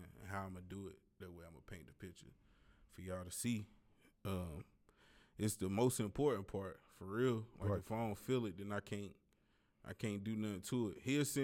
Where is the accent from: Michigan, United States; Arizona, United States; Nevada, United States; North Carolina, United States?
North Carolina, United States; East Spencer; But where I'm from is East Spencer, North Carolina